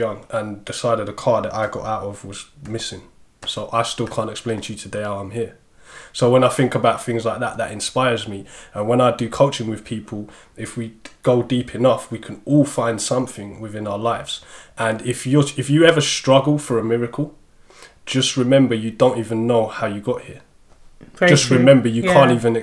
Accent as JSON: {"language": "English", "region": "London", "country": "United Kingdom", "tie": "born or raised there", "said": "I grew up in South London as well"}